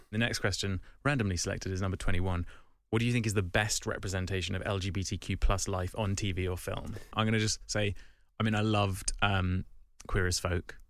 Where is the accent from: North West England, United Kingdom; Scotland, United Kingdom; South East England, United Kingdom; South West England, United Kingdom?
South East England, United Kingdom; Kent; I'm from Kent